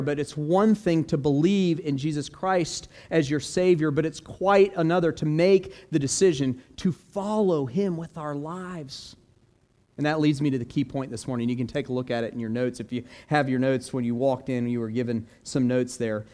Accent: Florida, United States; also born or lived in Orlando; growing up in Florida

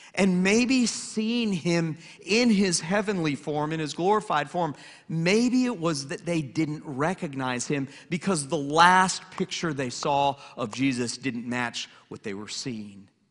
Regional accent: Atlanta, Georgia, United States; also born or lived in Lynchburg, Virginia; now in Hilton Head Island, United States; I grew up in Atlanta, and I'm a huge Atlanta sports fan

